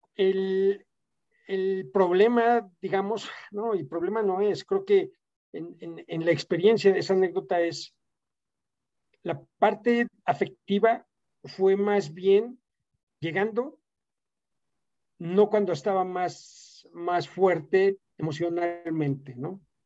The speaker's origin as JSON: {"language": "Spanish", "country": "Mexico", "also_born_or_lived": "Italy / United States / Germany", "moved": "as an adult"}